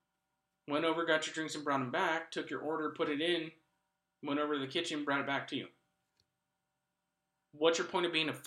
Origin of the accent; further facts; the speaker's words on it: United States; as an American